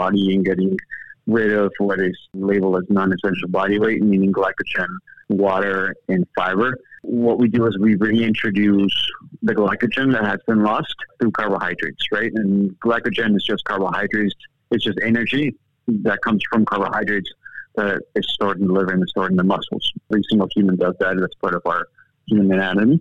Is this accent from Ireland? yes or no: no; Bolivia; moved away; I was originally born and raised in South America in this small country called Bolivia, which is the heart of South America.